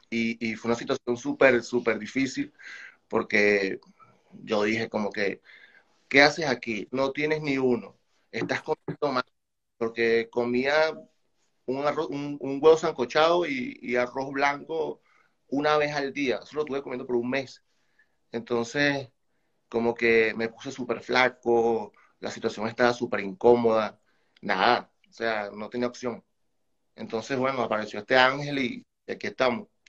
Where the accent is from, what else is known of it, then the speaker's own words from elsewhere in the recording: Guarenas, Miranda, Venezuela; moved away as an adult; now in Chile; soy venezolano, eh, saco la bandera, eh, o sea, represento totalmente Venezuela, soy de Guarenas